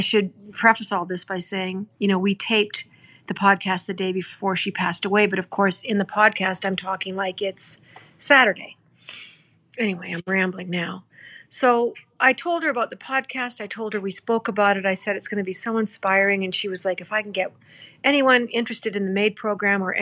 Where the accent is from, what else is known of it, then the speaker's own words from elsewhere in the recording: Gordondale, Alberta, Canada; growing up in Gordondale